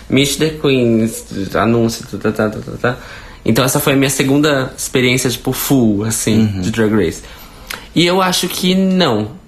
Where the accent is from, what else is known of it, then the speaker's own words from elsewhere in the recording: Minas Gerais, Brazil; accent: mineiro; eu sou, é o sotaque mineiro.